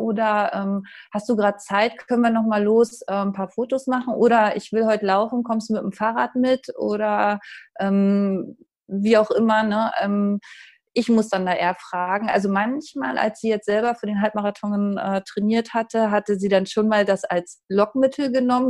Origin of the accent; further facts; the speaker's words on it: Uckermark, Brandenburg, Germany; now in Dortmund, Germany; aus der Uckermark, das ist nordöstlich von Berlin